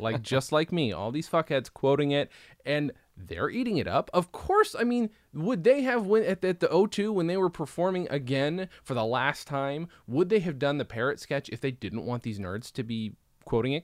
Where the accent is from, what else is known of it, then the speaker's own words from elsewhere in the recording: United States; also born or lived in England; we're American